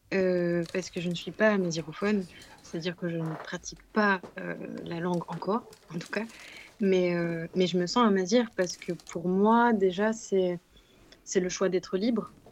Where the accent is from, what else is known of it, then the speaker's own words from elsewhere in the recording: Morocco; quelque chose qui bah, nous parle en tant que Marocain aussi